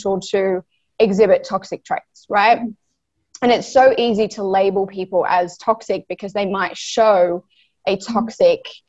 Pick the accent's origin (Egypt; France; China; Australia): Australia; I am from Australia